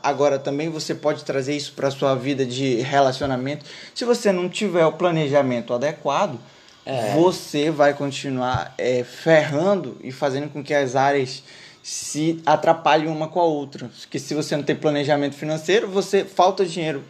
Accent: North Region, Brazil; aqui no norte, que a gente é do norte

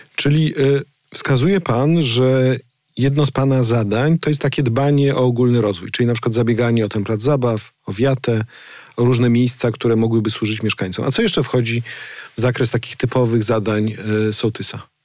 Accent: Gryfice, West Pomeranian Voivodeship, Poland; Ja z takiej pochodzę, z Gryfic

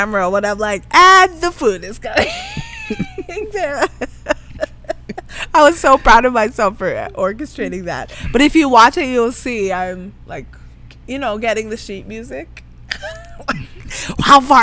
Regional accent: Guyana; now in Canada; I was born in Guyana

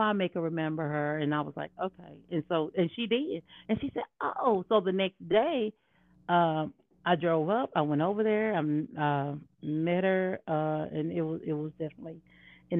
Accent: Dallas, Texas, United States; moved away; I was from the Dallas area

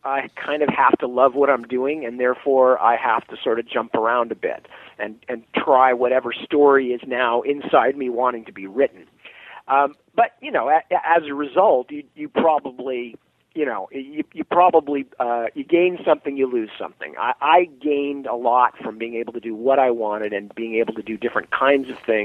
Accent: Palo Alto, California, United States; moved away as an adult; also born or lived in England; I come from Palo Alto, California, which is the Stanford University town

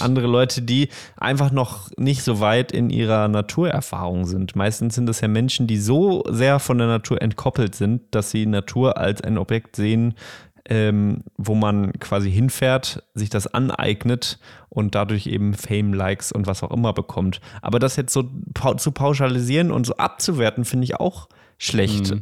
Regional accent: Bochum, North Rhine-Westphalia, Germany; Ich komme auch aus Bochum

